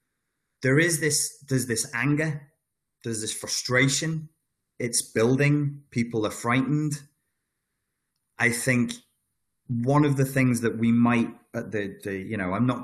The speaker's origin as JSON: {"language": "English", "country": "United Kingdom", "said": "I'm British"}